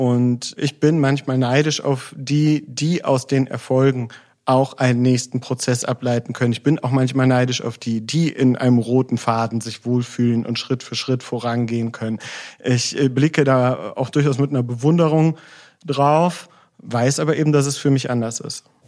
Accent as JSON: {"language": "German", "town": "Solingen", "region": "North Rhine-Westphalia", "country": "Germany", "tie": "born or raised there", "said": "Ich bin in Solingen aufgewachsen"}